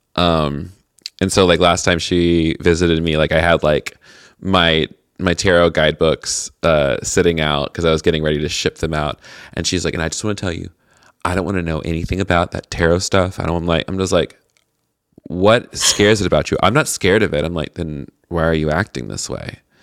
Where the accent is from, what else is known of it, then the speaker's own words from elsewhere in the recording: Tennessee, United States; moved away; I'm from Tennessee originally